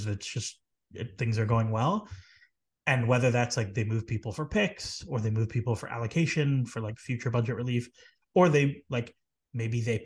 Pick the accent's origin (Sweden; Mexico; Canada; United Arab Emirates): Canada; as a Canadian